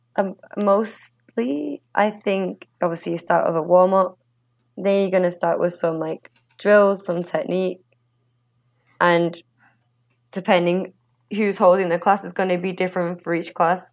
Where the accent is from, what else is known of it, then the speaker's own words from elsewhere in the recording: England, United Kingdom; growing up in England